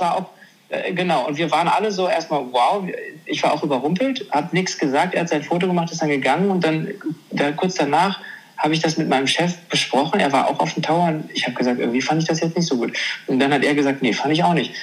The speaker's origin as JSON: {"language": "German", "country": "Germany", "said": "ich bin, äh, ich bin Deutscher und ich sehe vielleicht asiatisch aus, weil ich meine Wurzeln in Asien habe, aber ich bin Deutscher"}